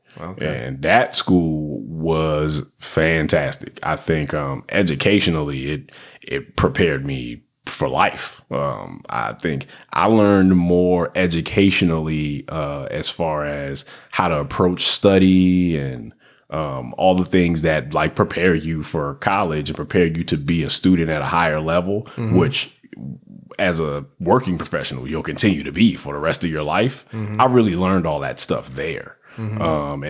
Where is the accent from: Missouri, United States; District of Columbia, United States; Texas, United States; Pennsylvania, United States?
District of Columbia, United States; Washington; when I grew up in Southeast DC, what is a spaz?